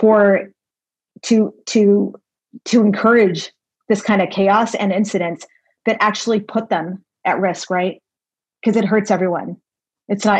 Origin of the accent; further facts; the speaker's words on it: El Paso, Texas, United States; moved away; being my hometown that I grew up